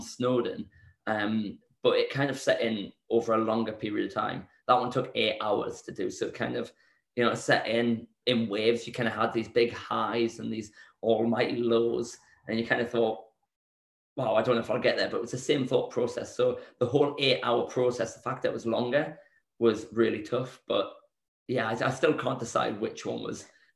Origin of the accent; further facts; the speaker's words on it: Newcastle upon Tyne, North East England, United Kingdom; moved away; back in my hometown in Newcastle